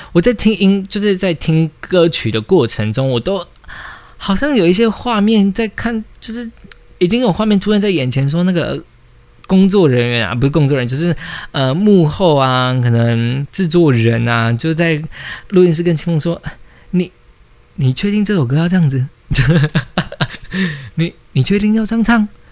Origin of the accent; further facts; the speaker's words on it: Taiwan; 我们自己身为台湾人